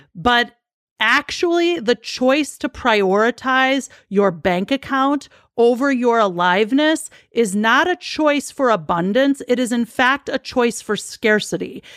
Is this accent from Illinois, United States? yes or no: yes; Chicago, Illinois, United States; I'm born and raised in Chicago